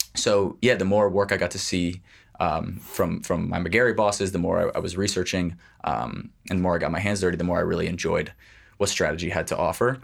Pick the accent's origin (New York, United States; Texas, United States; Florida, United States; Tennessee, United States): New York, United States; New York City; I grew up in Manhattan, just a, a Upper East Side.